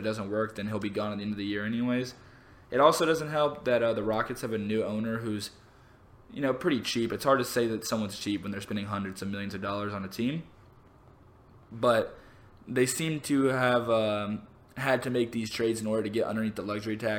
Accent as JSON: {"language": "English", "town": "Atlanta", "region": "Georgia", "country": "United States", "said": "I'm from Atlanta"}